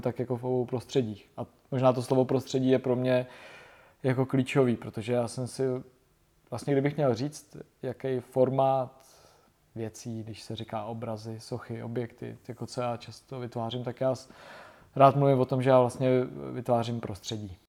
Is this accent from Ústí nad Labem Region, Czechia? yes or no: yes; Ústí nad Labem, Ústí nad Labem Region, Czechia; jsem z Ústí nad Labem